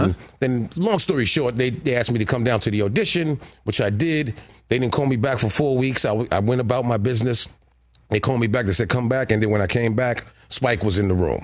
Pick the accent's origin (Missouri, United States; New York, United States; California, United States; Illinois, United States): New York, United States; New York City; being a New Yorker, so I was always at the Rucker